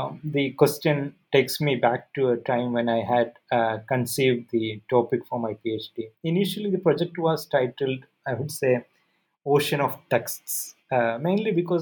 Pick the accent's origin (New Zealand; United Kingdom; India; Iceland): India; Malabar, northern Kerala; moved away as an adult; also born or lived in Delhi / Leiden; I was born and brought up in Malabar in northern Kerala, which is in southwest India